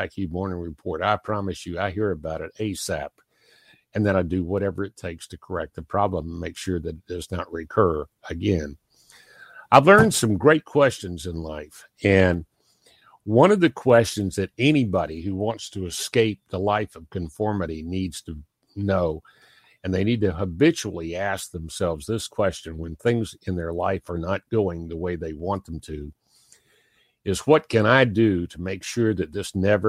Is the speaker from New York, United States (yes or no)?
no; Pennington Gap, Virginia, United States; I was born in Pennington Gap, Virginia